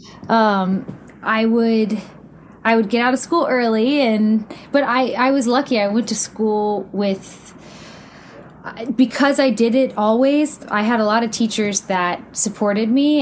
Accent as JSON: {"language": "English", "town": "Houston", "region": "Texas", "country": "United States", "tie": "born or raised there", "said": "I grew up in Houston, Texas."}